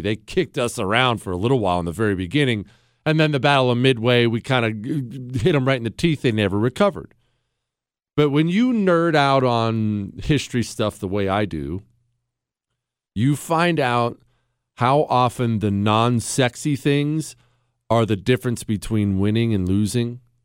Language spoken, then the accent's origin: English; Montana, United States; also born or lived in Ohio; I moved to Montana when I was ten